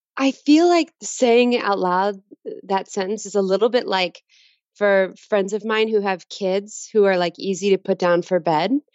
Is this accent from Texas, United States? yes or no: yes; Dallas, Texas, United States; I was born in Dallas, Texas.